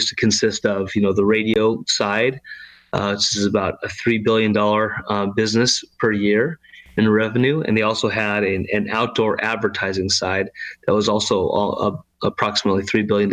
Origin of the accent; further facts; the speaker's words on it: Arizona, United States; moved away as an adult; also born or lived in Utah / New York City; now in San Antonio, United States; I was born and raised in Arizona, spent, most of my life there until I was about 19